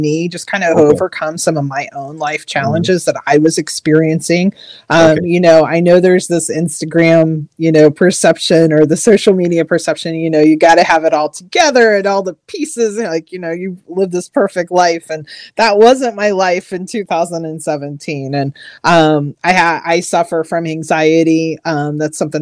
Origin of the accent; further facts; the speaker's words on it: Missouri, United States; moved away as an adult; now in Maryland, United States; I'm actually originally from Missouri, but I've lived out here on the East Coast of Maryland for over 20 years now